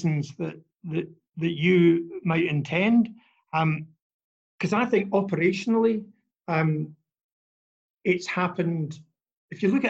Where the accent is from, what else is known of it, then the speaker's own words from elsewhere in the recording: Scotland, United Kingdom; now in Australia; as a Scottish boy